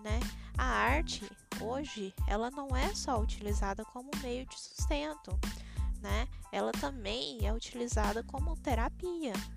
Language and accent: Portuguese; Itumbiara, Goiás, Brazil; now in Paranavaí, Brazil; Eu moro na cidade de Paranavaí, no estado do Paraná, mas sou goiana de Tumbiara, Goiás